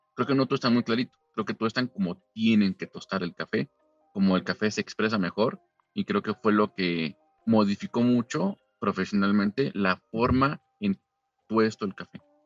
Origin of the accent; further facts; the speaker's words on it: Mexico; yo soy mexicano